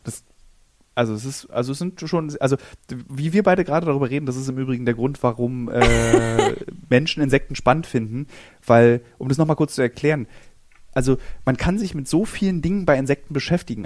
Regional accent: Berlin, Germany; als Berliner ist mein Handlungsspielraum ist, ist oft in Berlin

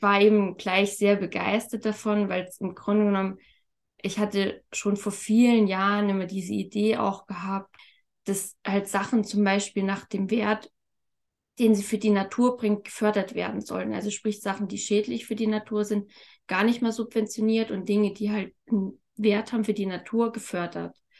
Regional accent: Thuringia, Germany; ich komme aus Thüringen

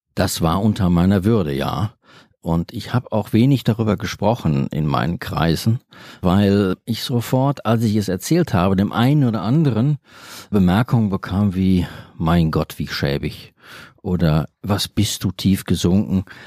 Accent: Bochum, North Rhine-Westphalia, Germany; ich bin in Bochum aufgewachsen.

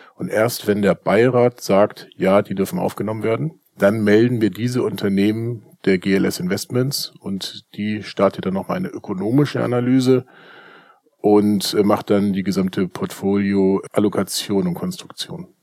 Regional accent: Hamburg, Germany; bei uns in Hamburg

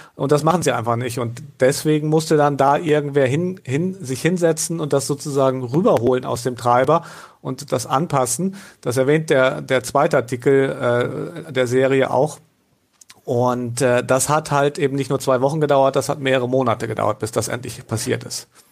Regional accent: Northern Germany, Germany; bin ja Norddeutscher

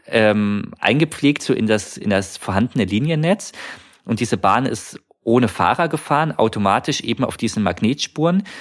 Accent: Munich, Bavaria, Germany; ich bin zu der Zeit in München aufgewachsen

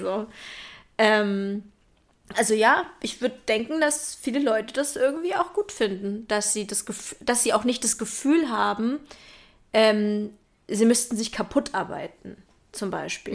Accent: Berlin, Germany; Ich bin ja in Berlin groß geworden

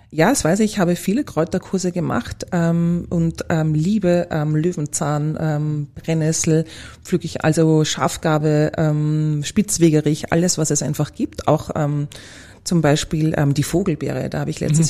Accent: Vienna, Austria; Ich bin eine typische Wienerin

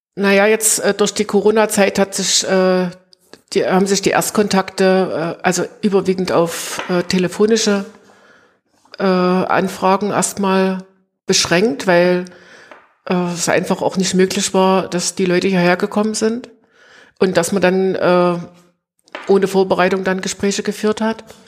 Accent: Greiz, Thuringia, Germany; moved away as an adult; now in Plauen, Germany; Ich bin gebürtig in Greiz, es ah, gehört ja. auch zum Vogtland ja. und bin aber nach dem Studium äh, hier in Plauen gelandet

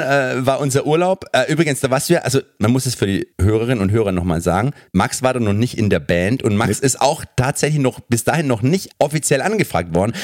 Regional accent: Germany; als Deutscher

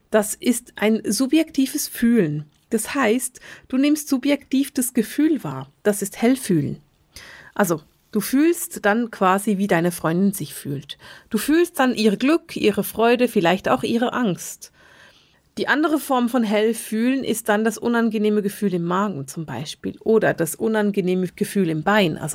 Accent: Bern, Switzerland; Ich bin in Bern aufgewachsen und man sagt über die Menschen in Bern, dass sie ganz langsam sprechen.

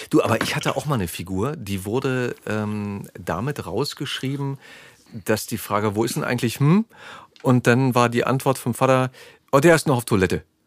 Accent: East Germany, Germany; mein Geburtsland, die DDR

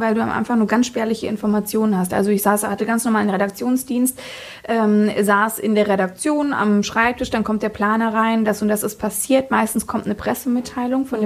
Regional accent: Fritzlar, Hesse, Germany; also born or lived in Kassel / Munich; wurde ich in Fritzlar geboren, ja. also ich bin so richtige Nordhessin

